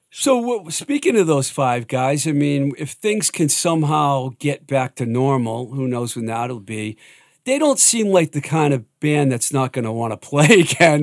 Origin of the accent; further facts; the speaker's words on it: Worcester, Massachusetts, United States; I grew up in the Worcester area